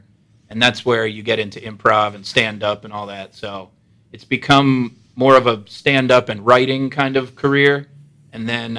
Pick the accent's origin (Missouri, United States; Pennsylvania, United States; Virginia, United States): Pennsylvania, United States; Allentown; moved away as an adult; also born or lived in Los Angeles / Stamford, Connecticut; now in New York, United States; I'm from Allentown, PA, too, which is not a long drive. Okay. But, yeah, I'm from Allentown. I went to DeSales also, which isn't too far.